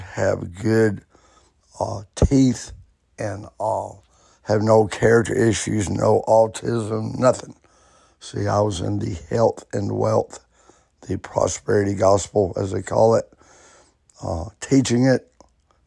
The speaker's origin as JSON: {"language": "English", "region": "Alabama", "country": "United States", "tie": "born or raised there", "said": "I grew up Baptist in Alabama"}